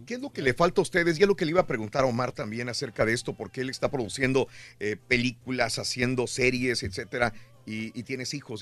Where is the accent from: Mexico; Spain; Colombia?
Mexico; yo, todos los mexicanos somos admiradores de …